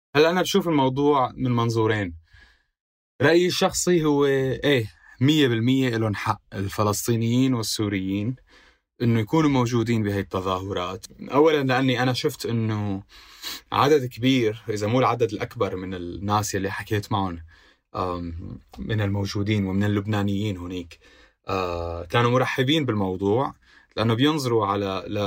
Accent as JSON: {"language": "Arabic", "country": "Syria", "accent": "Syrian", "moved": "as an adult", "lives_now": "Beirut, Lebanon", "said": "انا سوري"}